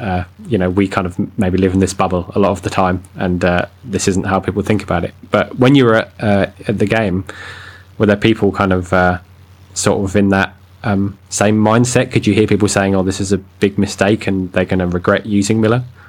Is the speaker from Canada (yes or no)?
no; United Kingdom; I'm a British cliche